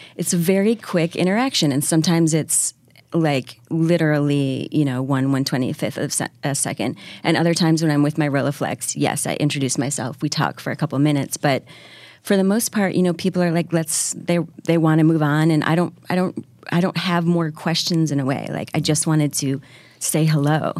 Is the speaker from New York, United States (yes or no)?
yes; Syracuse, New York, United States; now in New York, United States; I was raised outside of Syracuse.